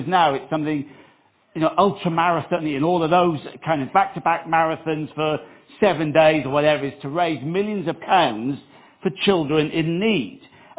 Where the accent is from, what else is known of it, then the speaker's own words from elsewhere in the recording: Wales, United Kingdom; now in Upminster, United Kingdom; I remember back in 2001 when I moved from South Wales to Upminster, and I heard about this thing called the tube. We didn't have the tube in South Wales. We had maybe 2 trains a day in South Wales.